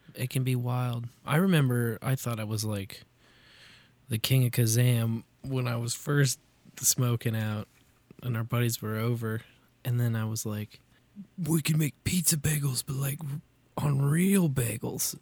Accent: Kansas City, Missouri, United States; I grew up in Kansas City

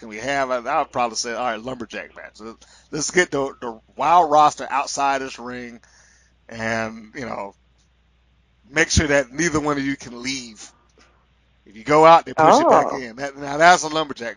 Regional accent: Atlanta, Georgia, United States; I'm from Atlanta

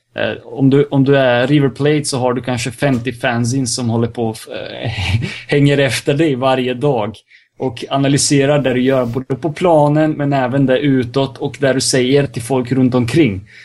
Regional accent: Serbia; jag är serb också

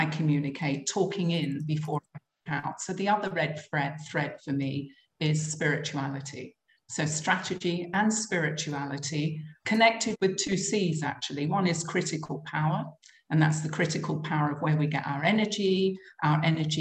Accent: London, United Kingdom; moved away as an adult; now in United Arab Emirates; I'm originally from London

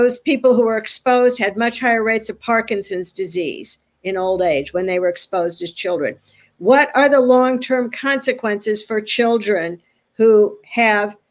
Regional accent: California, United States; now in Philadelphia, United States; as a Californian

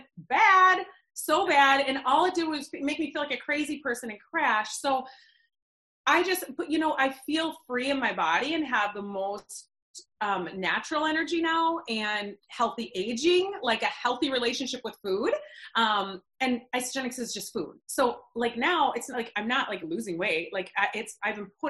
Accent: Eden Prairie, Minnesota, United States; I grew up in Minnesota, Eden Prairie, suburb of Minneapolis

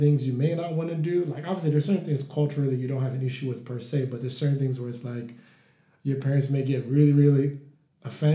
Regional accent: Nigeria; we're both Nigerian and my brother's Igbo, I'm Yoruba.

